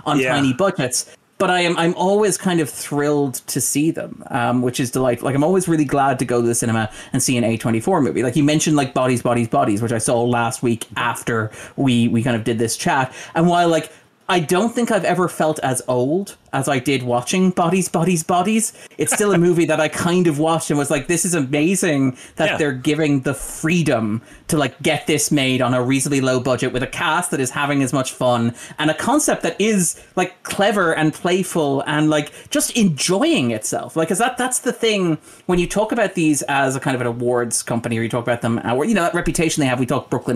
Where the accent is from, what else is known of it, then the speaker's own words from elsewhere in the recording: Ireland; as an Irish person